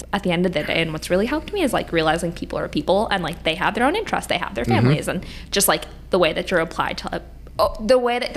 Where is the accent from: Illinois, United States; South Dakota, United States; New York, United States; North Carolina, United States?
New York, United States; moved away as an adult; also born or lived in Michigan; now in Chicago, United States; I grew up in New York